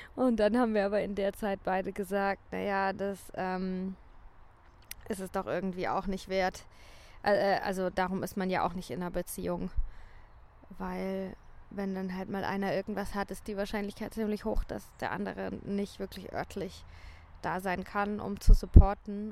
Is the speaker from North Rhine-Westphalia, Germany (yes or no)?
no; St. Leon-Rot, Baden-Württemberg, Germany; moved away as an adult; also born or lived in Sal, Cape Verde